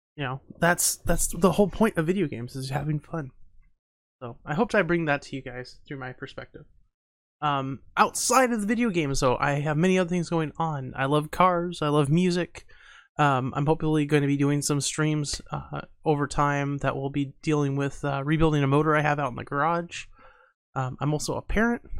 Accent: Montana, United States; my family is, has a huge technology background, even though we are from Montana

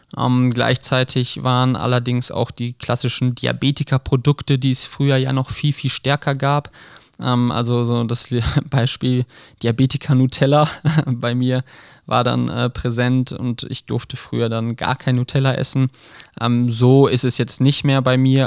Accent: Krefeld, North Rhine-Westphalia, Germany; ich komme aus Krefeld ursprünglich

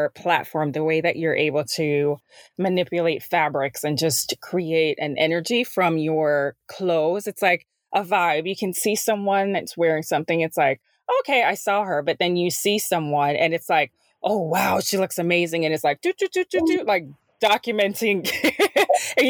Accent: Jamaica; moved away; growing up in Jamaica

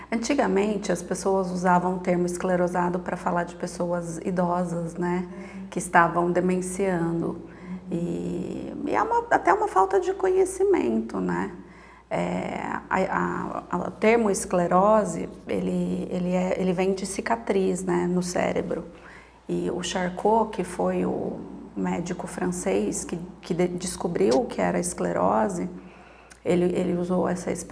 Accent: Piracicaba, São Paulo, Brazil; moved away as an adult; now in Sorocaba, Brazil; Eu sou natural de Piracicaba, mas a cidade de Sorocaba me acolheu já há mais de 18 anos, então já me considero uma sorocabana né, de, de alma.

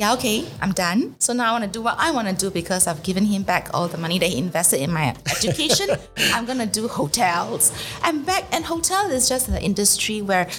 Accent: Singapore; I'm a Singaporean

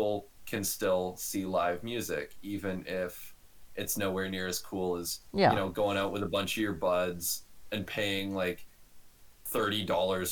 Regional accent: Canada; we're both Canadian citizens

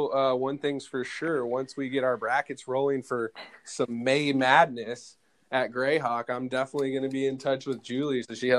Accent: Texas, United States; moved away; he's right down there in my home state of the home state of Texas.

